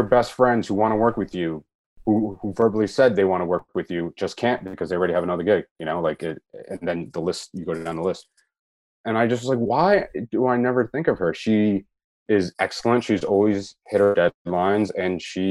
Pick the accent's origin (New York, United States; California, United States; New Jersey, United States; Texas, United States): New Jersey, United States; I am from New Jersey, and I carry a lot of my New Jersey stink with me